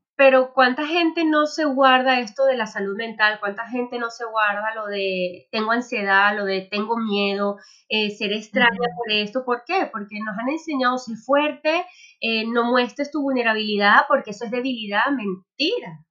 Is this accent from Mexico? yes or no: no; Venezuela; moved away as an adult; now in Spain; yo soy venezolana, pero bueno, hace seis años, eh, digamos, me reinventé en otro país, en España